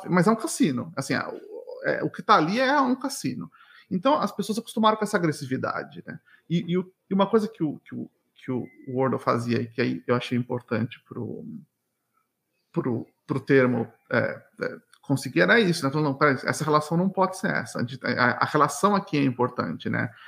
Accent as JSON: {"language": "Portuguese", "region": "São Paulo", "country": "Brazil", "tie": "born or raised there", "moved": "as an adult", "lives_now": "Montreal, Canada", "said": "eu cresci, nasci, cresci em São Paulo"}